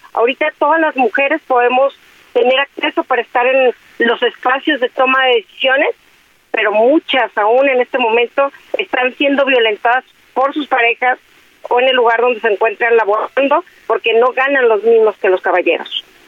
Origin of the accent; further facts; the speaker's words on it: Guadalajara, Jalisco, Mexico; desde mi tierra, desde Guadalajara, desde mi estado, desde Jalisco